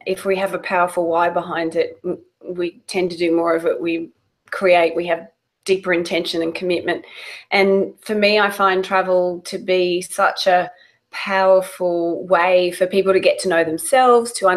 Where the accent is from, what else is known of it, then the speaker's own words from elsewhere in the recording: Australia; moved away as an adult; also born or lived in London; now in United States; I'm Australian